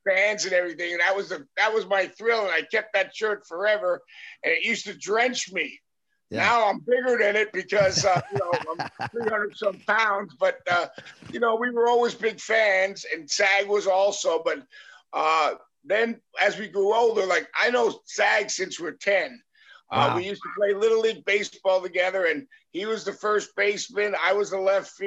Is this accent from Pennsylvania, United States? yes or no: yes; Whitehall, Pennsylvania, United States; We're from the Allentown area, Whitehall